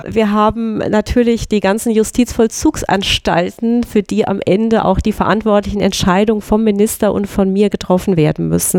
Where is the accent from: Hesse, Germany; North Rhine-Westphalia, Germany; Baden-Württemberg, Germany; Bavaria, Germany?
Hesse, Germany; Groß-Gerau; ich komme aus, aus der Gegend, genau, aus Groß-Gero eigentlich.